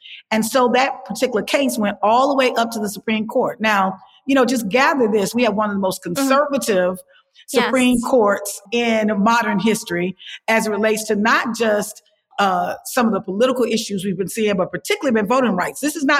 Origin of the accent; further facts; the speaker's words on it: Alabama, United States; my state, my home state of Alabama.